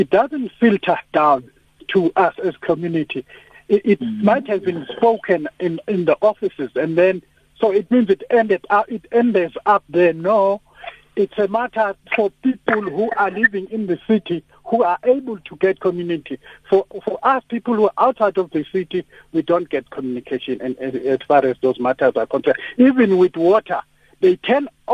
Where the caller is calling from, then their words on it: Willowfontein, KwaZulu-Natal, South Africa; I'm calling from Willowfontein, Gwatomu, Baba Mayor